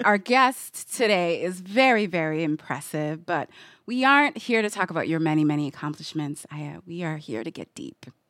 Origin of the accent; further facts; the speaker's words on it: Midwest, United States; I'm from the Midwest, so, like, malls were, like, a huge part of growing up.